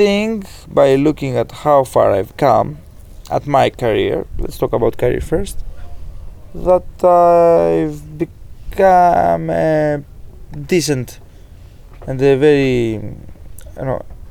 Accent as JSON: {"language": "English", "country": "Greece", "accent": "Greek", "second_language": "English", "said": "you may already be hearing this Greek accent"}